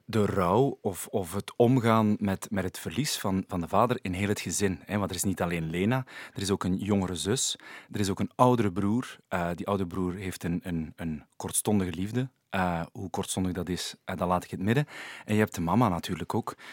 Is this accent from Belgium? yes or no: yes; Sint-Niklaas, Flanders, Belgium; ik ben daar wel geboren in Sint-Niklaas.